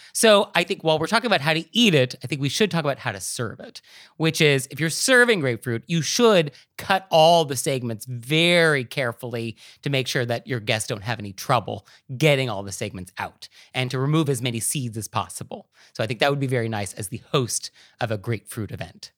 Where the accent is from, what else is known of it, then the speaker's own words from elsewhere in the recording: West Coast, United States; now in New York City, United States; I grew up on the West Coast, I moved to New York City.